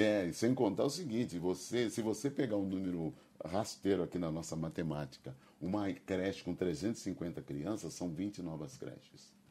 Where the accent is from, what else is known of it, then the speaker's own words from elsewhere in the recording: Campinas, São Paulo, Brazil; also born or lived in Rio de Janeiro; nasci em Campinas e até aos 18, 20 anos eu morei em Campinas